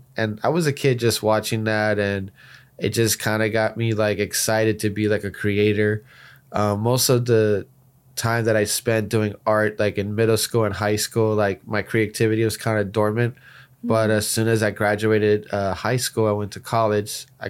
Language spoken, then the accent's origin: English; Miami, Florida, United States; from Miami, Florida, representing Project Roadmap and the future of NFTs.